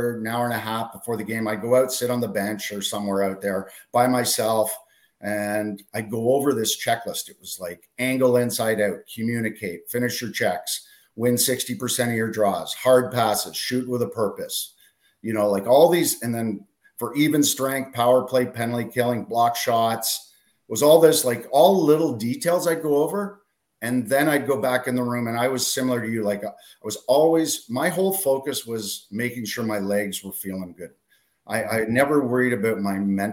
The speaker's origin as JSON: {"language": "English", "town": "Ottawa", "region": "Ontario", "country": "Canada", "tie": "born or raised there", "said": "growing up in Ottawa"}